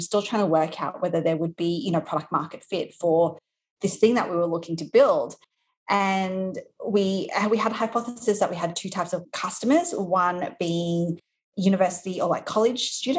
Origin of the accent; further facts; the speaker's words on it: Australia; accent: Australian; moved away as an adult; now in New York, United States; You might be able to tell from my accent that I am from Australia. So I live in New York right now, but originally from Australia